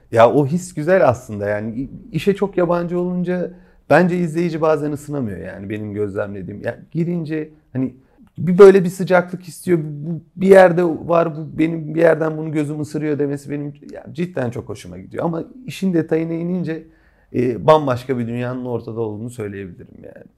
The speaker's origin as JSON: {"language": "Turkish", "region": "Kütahya", "country": "Turkey", "tie": "born or raised there", "said": "Kütahyalıyız. Yani çocukluğumuz da Kütahya'ya geçti."}